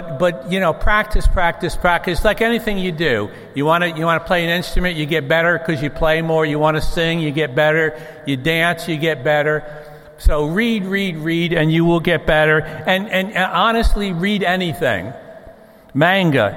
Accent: Newburgh, New York, United States; moved away; I grew up in a town called Newburgh, New York. It's north of New York City

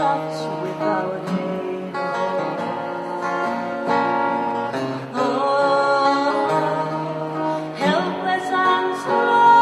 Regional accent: Vaasa, Ostrobothnia, Finland; we are from Vaasa, which is on the west coast of Finland

